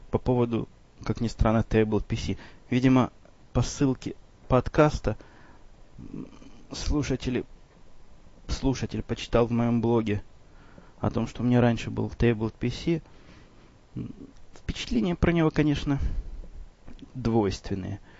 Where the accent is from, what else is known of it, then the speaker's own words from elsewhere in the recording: Chicago, Illinois, United States; вопрос, в общем, довольно типичный для тех, кто знает, что я из Чикаго.